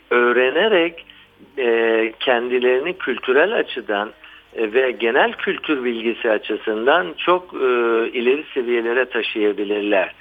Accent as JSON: {"language": "Turkish", "region": "Istanbul", "country": "Turkey", "tie": "born or raised there", "said": "ben 30 Ağustos Zafer Bayramı'nda 1963 yılında dünyaya geldim hmm, İstanbul'da"}